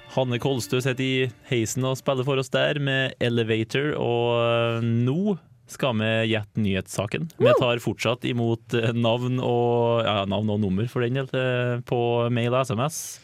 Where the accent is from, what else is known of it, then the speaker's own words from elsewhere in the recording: Trøndelag, Norway; Som trønder